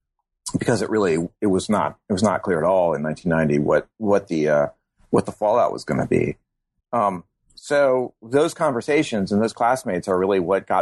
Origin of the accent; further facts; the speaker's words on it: Germany; born there; I was born in Germany. My father was in the military